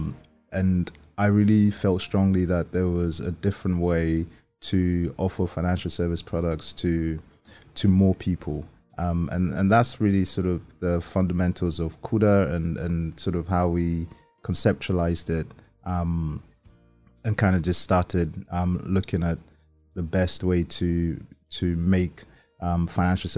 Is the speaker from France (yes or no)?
no; Nigeria; I'm Nigerian